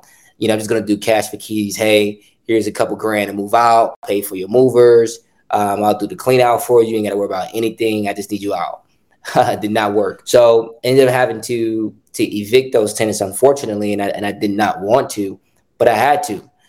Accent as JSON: {"language": "English", "town": "Chicago", "region": "Illinois", "country": "United States", "tie": "born or raised there", "said": "I've grown up in Chicago my entire life. I'm born and raised south side Chicago, grew up on the far south side, very small community known as Roseland, and then ended up transitioning into Hyde Park, which is also south side Chicago, near University of Chicago"}